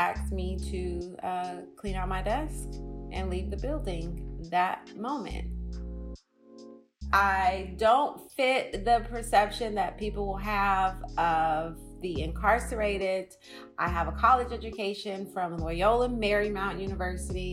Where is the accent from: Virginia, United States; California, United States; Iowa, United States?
California, United States; Oakland; I'm from Oakland.